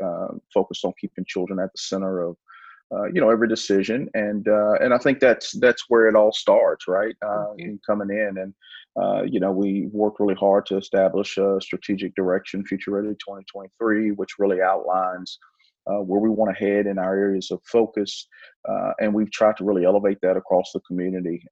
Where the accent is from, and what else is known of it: United States